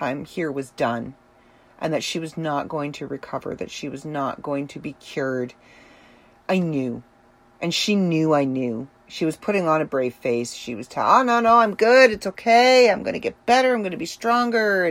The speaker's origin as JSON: {"language": "English", "country": "Ireland", "said": "being Irish is very important to the Celtic people, of which I am one"}